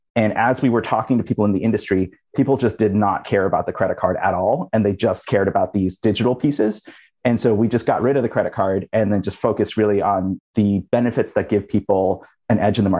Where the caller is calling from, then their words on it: San Francisco, California, United States; I'm in San Francisco.